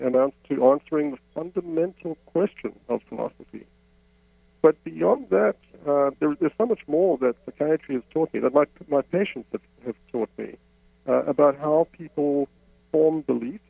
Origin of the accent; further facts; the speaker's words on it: South Africa; moved away as an adult; now in Canada; I, I grew up in South Africa, as my accent betrays. I spent most of my adult life in, in Canada